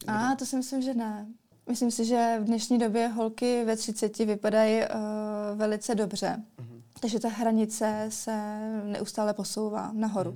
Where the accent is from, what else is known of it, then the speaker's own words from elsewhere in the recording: Kostelec nad Orlicí, Hradec Králové Region, Czechia; pocházím z Kostelce na Todlicí